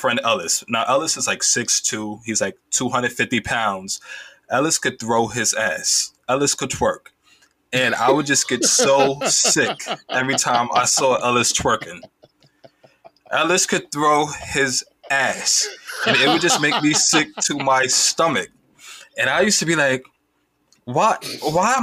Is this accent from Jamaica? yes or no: yes; Jamaica; I'm Caribbean, I'm Jamaican as well